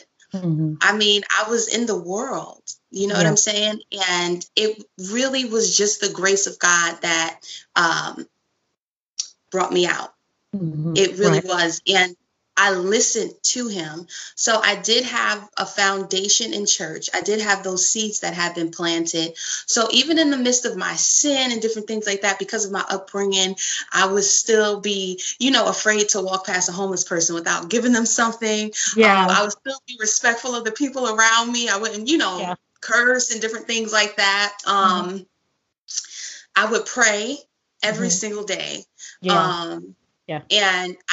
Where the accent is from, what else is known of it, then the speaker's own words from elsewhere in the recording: New York City, New York, United States; I come from Brooklyn. I come from a pretty good family, but I still lived in Brooklyn